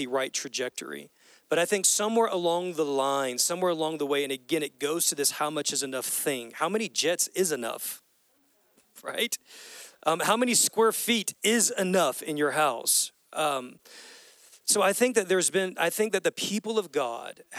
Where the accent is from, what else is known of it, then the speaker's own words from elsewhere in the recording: United States; as American Christians